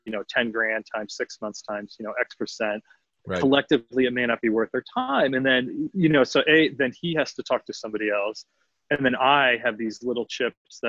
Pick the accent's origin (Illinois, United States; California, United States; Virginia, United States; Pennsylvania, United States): Pennsylvania, United States; Philadelphia; now in Austin, United States; I'm from Philadelphia, city of brotherly love